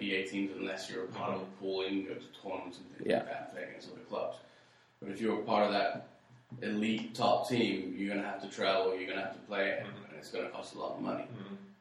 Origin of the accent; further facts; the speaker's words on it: West Wickham, London, United Kingdom; moved away; My hometown? Oh, my gosh. Like 400,000